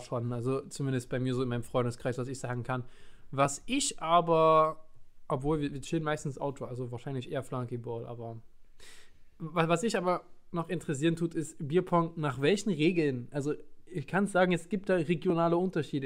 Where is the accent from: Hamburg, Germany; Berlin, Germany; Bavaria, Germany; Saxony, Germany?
Saxony, Germany; Leipzig; moved away; ich komme aus Leipzig, ich komme aus Sachsen, aus dem Osten